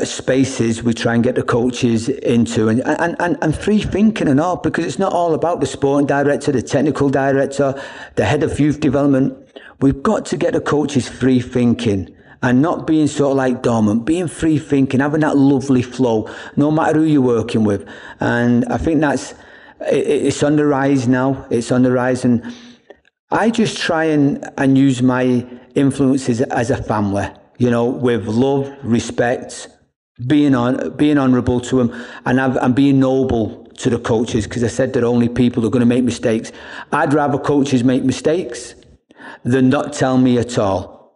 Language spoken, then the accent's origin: English; Ireland; also born or lived in England; I mean, I'm from Ireland and England. I'm not going to come in and change anybody's culture.